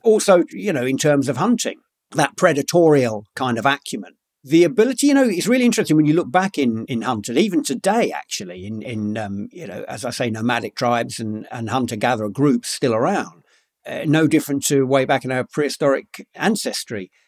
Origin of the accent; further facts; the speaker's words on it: London, United Kingdom; I grew up in London, by the way, but um, uh, in a pretty rough part of London